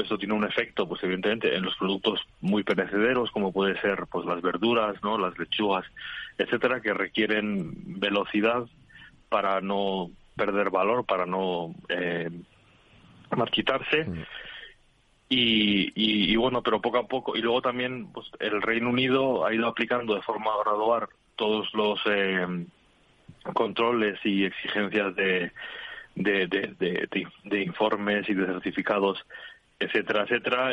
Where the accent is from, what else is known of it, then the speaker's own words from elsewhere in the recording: Spain; now in United Kingdom; somos un país de, de alta calidad alimentaria